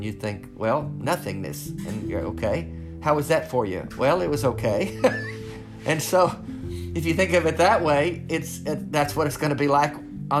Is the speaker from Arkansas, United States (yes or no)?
yes; Arkansas, United States; I grew up in Arkansas. I was the middle of three boys, broken home.